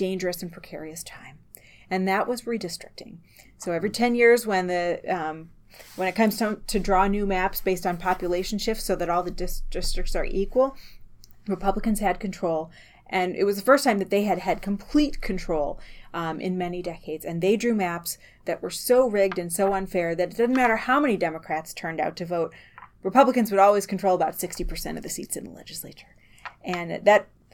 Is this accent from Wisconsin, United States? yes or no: yes; Medford, Wisconsin, United States; also born or lived in Marshfield, Wisconsin / Madison, Wisconsin; I was born in Marshfield, grew up in Medford, which is in Taylor County, north of Highway 29. And then later my family moved to Madison.